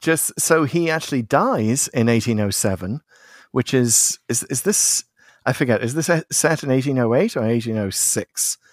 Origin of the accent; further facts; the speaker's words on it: Liverpool, North West England, United Kingdom; So as a Scouser myself, of course Liverpool is kind of steeped in seafaring history.